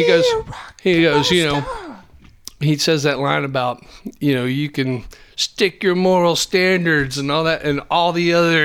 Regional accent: Roanoke, Virginia, United States; also born or lived in Norfolk, Virginia; I moved from Roanoke, outside of Roanoke to outside of Norfolk

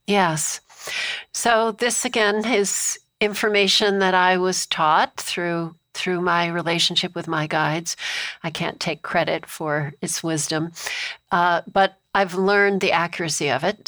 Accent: Amherst, Massachusetts, United States; I grew up in Amherst, Massachusetts, where Emily Dickinson was from

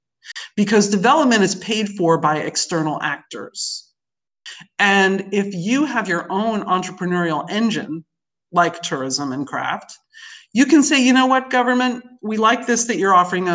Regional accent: New York City, New York, United States; moved away as an adult; growing up in New York City

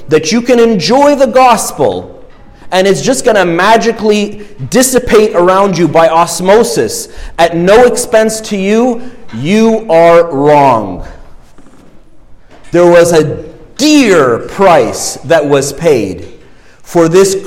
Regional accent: Egypt; now in Canada; I'm, you know, born in Egypt and I'm ethnically, you know, my ethnic heritage is Egyptian. I'm obviously Canadian now

